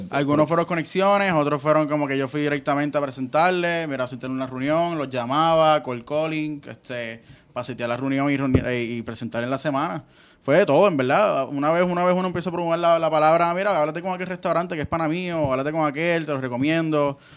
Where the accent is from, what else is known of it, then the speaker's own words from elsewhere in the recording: Guaynabo, Puerto Rico; also born or lived in Bayamón / Mayagüez; nací en Bayamón, pero me crié en Guaynabo.